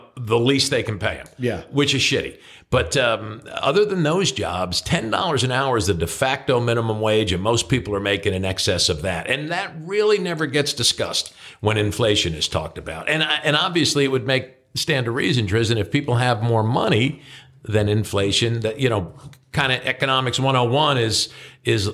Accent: New Jersey, United States; moved away; I'm from New Jersey

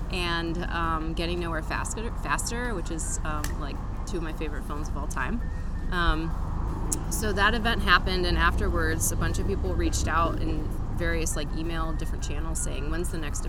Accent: Cleveland, Ohio, United States; moved away; also born or lived in San Francisco; I'm from Cleveland, Ohio.

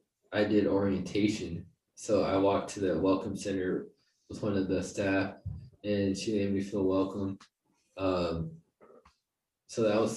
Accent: Tampa, Florida, United States; also born or lived in San Diego; now in St. Louis, United States; I'm actually from Tampa, Florida. I made my way to St. Louis. I've traveled a lot. I've lived in most of the major cities in the United States. My most recent was San Diego, and now I'm in St. Louis.

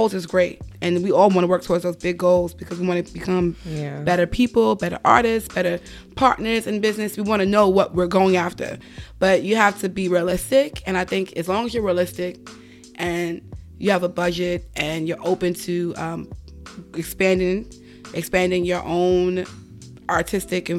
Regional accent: New York City, New York, United States; I'm from the Bronx. I'm from New York

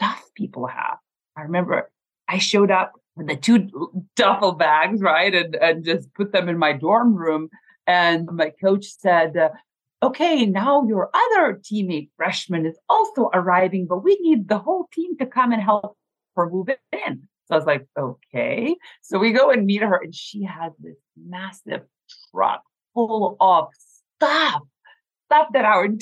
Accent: Lithuania; moved away as an adult; growing up in Lithuania at the age of 8 or 9 when we were in the Soviet Union, we never had that much

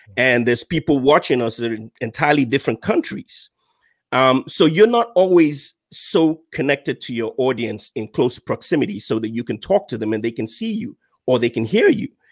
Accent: Nigeria; moved away as an adult; now in United States; I'm a Nigerian uh, by birth. Uh, I moved to the U.S. about two years ago

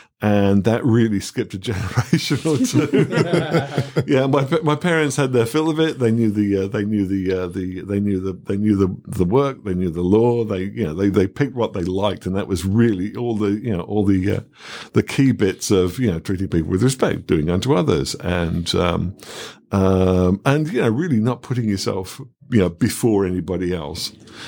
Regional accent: Birmingham, West Midlands, United Kingdom; And that's what it's like growing up in Birmingham. One of my favorite things about Birmingham, as I mentioned, was its, you know, multiculturalism.

